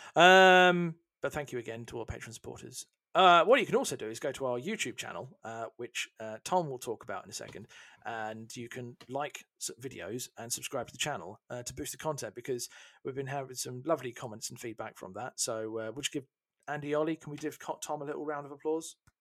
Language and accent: English; United Kingdom; as a Brit